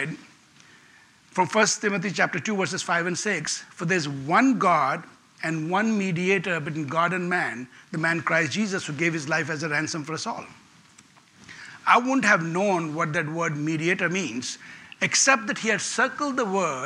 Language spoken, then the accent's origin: English; India; English is a second language; I was born in India